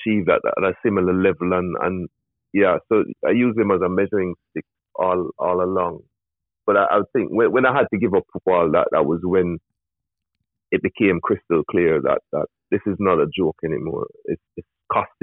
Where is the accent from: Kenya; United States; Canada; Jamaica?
Jamaica; I grew up in rural Jamaica